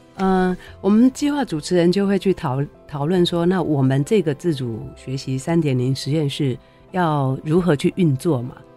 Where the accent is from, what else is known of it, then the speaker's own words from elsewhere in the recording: Taoyuan, Taiwan; 我是桃园人啊，然后也是桃园国中毕业的校友